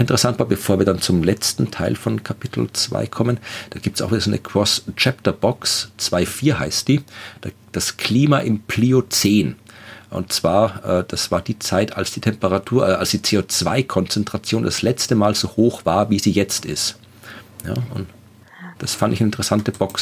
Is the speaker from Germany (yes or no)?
no; Wachau, Lower Austria, Austria; ich komme auch aus einer Weingegend, ich komme aus der Wachau in Österreich